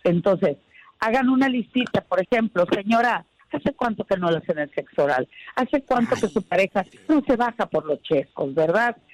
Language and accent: Spanish; Sinaloa, Mexico; moved away; besos desde mi tierra